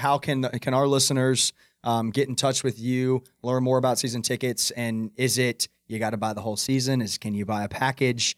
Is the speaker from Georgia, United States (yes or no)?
yes; Atlanta, Georgia, United States; now in Charlotte, United States; I grew up in Atlanta